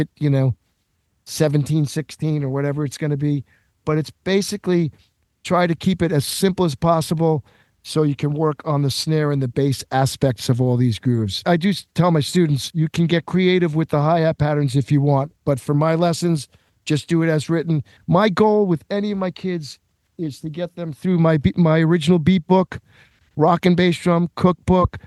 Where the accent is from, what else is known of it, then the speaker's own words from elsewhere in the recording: Long Island, New York, United States; also born or lived in Westchester, New York; I grew up on Long Island